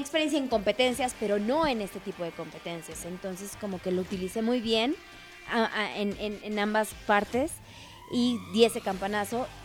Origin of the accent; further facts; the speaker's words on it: Mexico; como buen mexicano